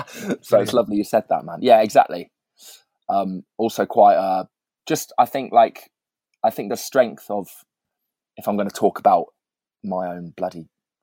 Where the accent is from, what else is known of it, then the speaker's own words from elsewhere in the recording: Birmingham, West Midlands, United Kingdom; To be honest, it's a bit of a weird place for music. And I sort of, that was my own experience of it. And I sort of wanted to get away from it when I was